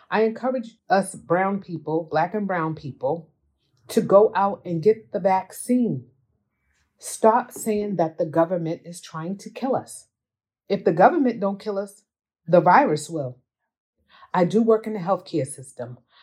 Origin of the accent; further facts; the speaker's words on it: Boston, Massachusetts, United States; I'm from Boston. I'm from Dorchester.